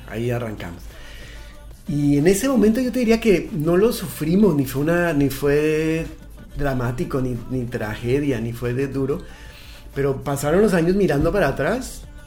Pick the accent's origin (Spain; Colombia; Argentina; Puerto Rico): Colombia; moved away as an adult; also born or lived in Mexico; now in Chile; Estamos en Chile hace cuatro años y medio. Y venimos originalmente de Colombia.